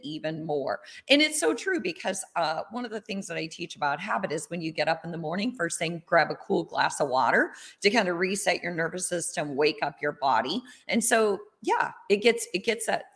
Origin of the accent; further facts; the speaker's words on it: Iowa, United States; I grew up in Iowa